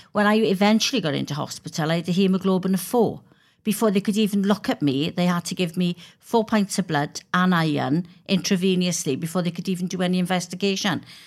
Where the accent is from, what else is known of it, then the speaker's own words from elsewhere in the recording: Wales, United Kingdom; I'm a Welsh member of Parliament